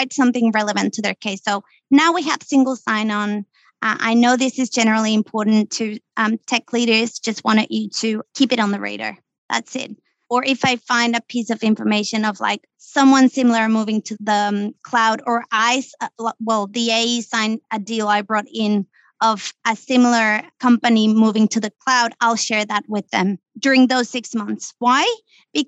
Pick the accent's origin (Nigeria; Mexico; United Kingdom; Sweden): Mexico; moved away as an adult; I come from Mexico, right? I came here. I didn't know anyone